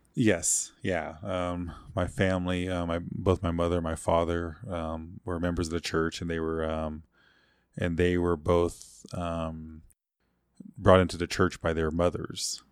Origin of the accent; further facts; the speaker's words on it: Cheyenne Arapaho Reservation, Oklahoma, United States; I grew up mostly on the Cheyenne Arapahoe Reservation there.